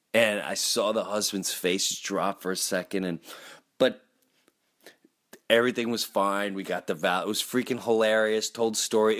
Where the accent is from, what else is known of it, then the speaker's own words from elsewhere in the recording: Long Island, New York, United States; also born or lived in Florida; I grew up in Long Island, lived in Long Island